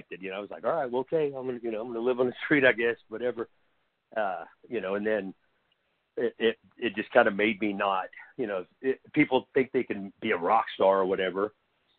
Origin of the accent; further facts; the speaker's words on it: Oklahoma, United States; I'm from Oklahoma, so there is, it's like, when I was a kid, it was mostly the, you know, all country and stuff like that around